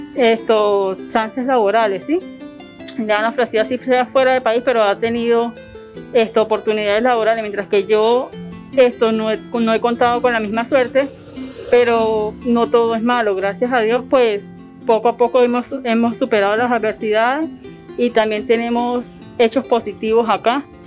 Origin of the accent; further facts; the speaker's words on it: Venezuela; moved away as an adult; now in Colombia; vengo de Venezuela, tengo 33 años, me encuentro en Colombia desde hace cuatro años